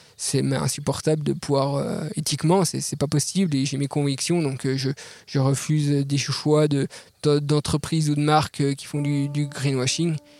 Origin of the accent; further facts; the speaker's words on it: Jura mountains, Bourgogne-Franche-Comté, France; je suis natif euh, des montagnes du Jura